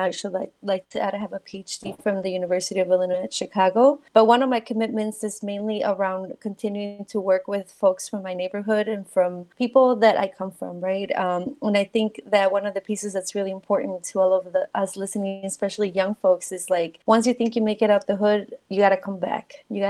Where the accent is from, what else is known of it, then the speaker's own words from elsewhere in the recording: Mexico; English is a second language; moved away; So, you know, when I came from Mexico, I didn't speak English, right? And so being from a new country and somewhere where you already don't want to be